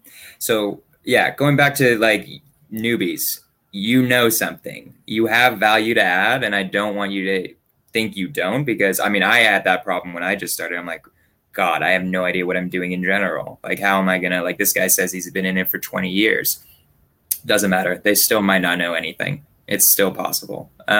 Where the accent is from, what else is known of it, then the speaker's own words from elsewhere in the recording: Berkeley, California, United States; I grew up in Berkeley.